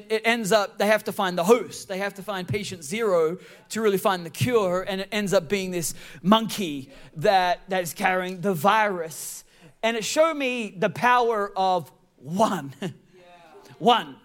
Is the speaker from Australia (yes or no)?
yes; Australia; also born or lived in San Francisco Bay Area, United States; now in United States; I was born in Australia